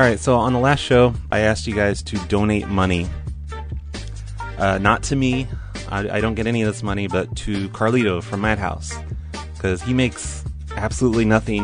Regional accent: Oregon, United States; I'm from Oregon

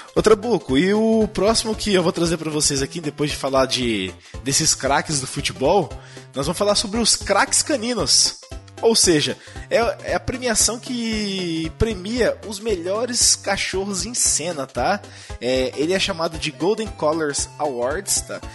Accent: Brazil; nós somos brasileiros

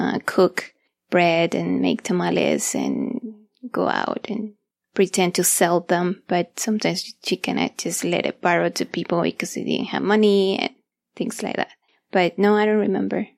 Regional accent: Mexico City, Mexico; moved away; I grew up back in Mexico City, and we always lived with my grandma

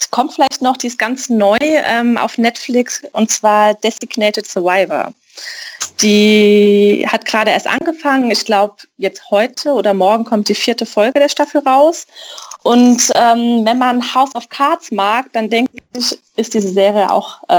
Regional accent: Mainz, Rhineland-Palatinate, Germany; ich bin aus Mainz

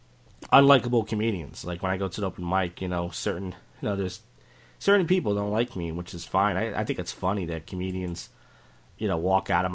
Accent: Philadelphia, Pennsylvania, United States; I'm from Northeast Philadelphia

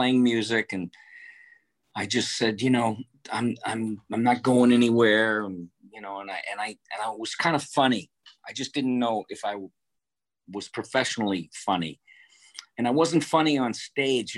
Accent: Detroit, Michigan, United States; moved away; also born or lived in Boston; I grew up in Detroit

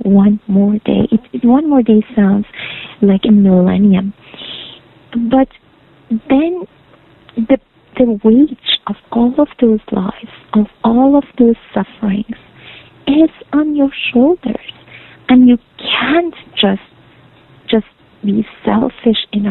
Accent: Iran; now in Canada; I'm from Iran

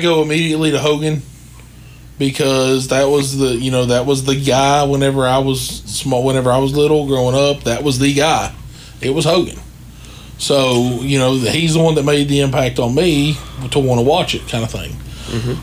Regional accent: the South, United States; I grew up in the South

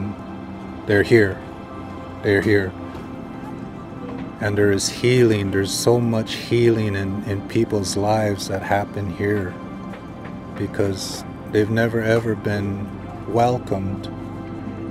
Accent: United States; I'm a Standing Rock Lakota.

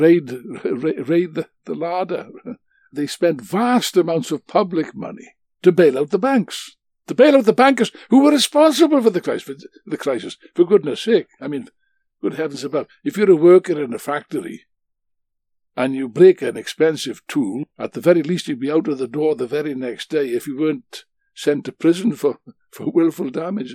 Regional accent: Wales, United Kingdom; being a Welshman like myself.

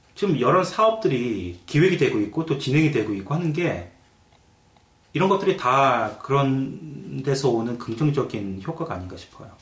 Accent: South Korea; now in London, Canada; 이제 한국인으로서 이제 한국 교포로서는

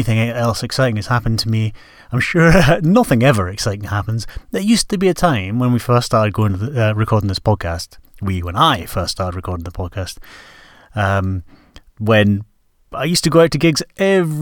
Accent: Scotland, United Kingdom; also born or lived in Newcastle, England / Edinburgh; when I was about 6 or 7, we moved up to Scotland

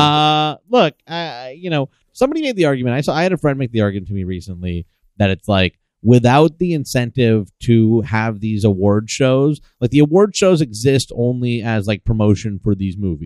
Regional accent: the San Fernando Valley, California, United States; I grew up in the Valley

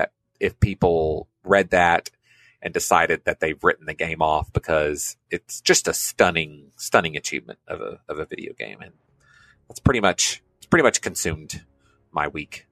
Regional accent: United States; as an American

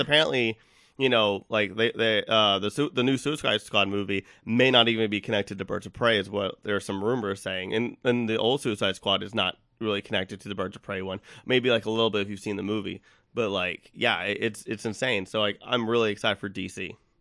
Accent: Texas, United States; I'm from Texas

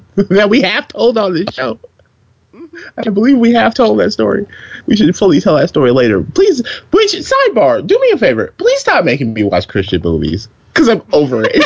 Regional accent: the South, United States; growing up in the South

